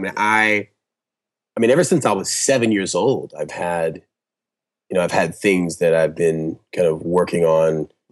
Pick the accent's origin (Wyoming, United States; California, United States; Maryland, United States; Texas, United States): California, United States; Orange County; also born or lived in Compton, California; I was born in Compton. My dad moved us out early. I grew up in Orange County, very nice, affluent, predominantly white neighborhood